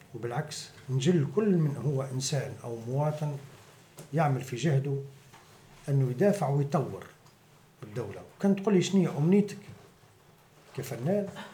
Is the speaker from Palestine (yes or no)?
no; Ksour Essef, Mahdia, Tunisia; also born or lived in Tunis; مولود في تونس ومتربي في قصور السيف